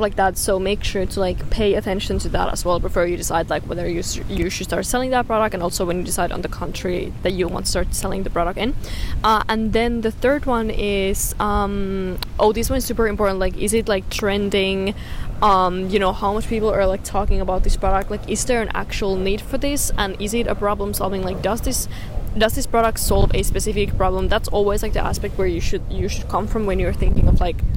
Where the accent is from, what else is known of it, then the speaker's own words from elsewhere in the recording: Finland; where I'm from Finland, like, the summer in my country is so short